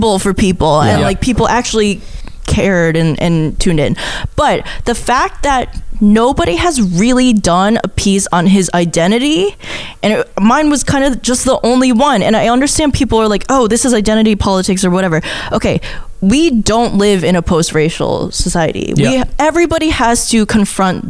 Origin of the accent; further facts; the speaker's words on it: Upstate New York, United States; Upstate New York. Oh. Like you. Like me